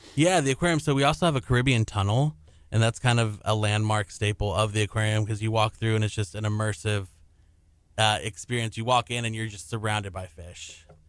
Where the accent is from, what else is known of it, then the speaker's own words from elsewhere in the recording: Houston, Texas, United States; I'm from Southeast Houston